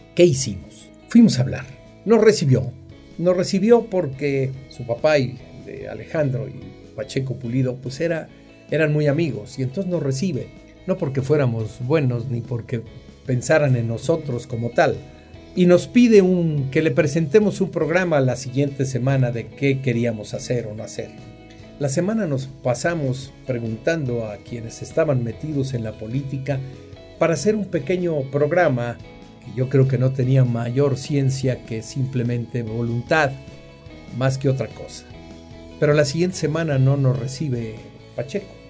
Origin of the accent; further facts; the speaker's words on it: Huajuapan de León, Oaxaca, Mexico; yo nací en Guajuapan de León, que es camino hacia Oaxaca, y es Oaxaca